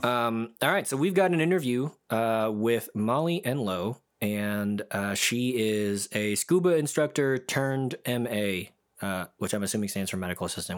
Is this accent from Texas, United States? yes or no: yes; Dallas, Texas, United States; I think of Dallas as my hometown